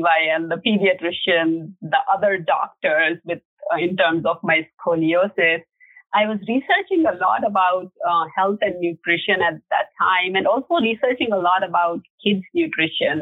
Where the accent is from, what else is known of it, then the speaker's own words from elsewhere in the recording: India; moved away; in India, growing up in India